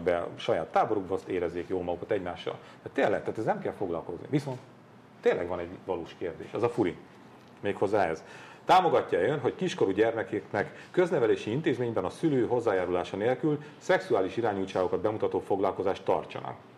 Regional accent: Hungary; Milyen rohadt büszkék voltunk arra rendszerváltáskor, hogy, hogy magyarok vagyunk.

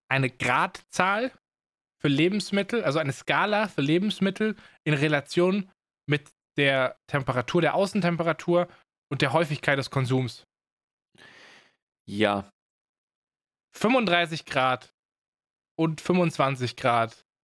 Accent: Baden-Württemberg, Germany; accent: Swabian; Also ich maße mir an, dass ich schon ganz gut meine schwäbischen Wurzeln hinter mir gelassen habe.

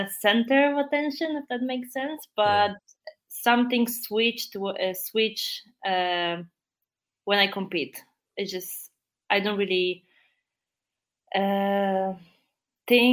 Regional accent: Poland; accent: Polish; English is a second language; my really strong Polish accent

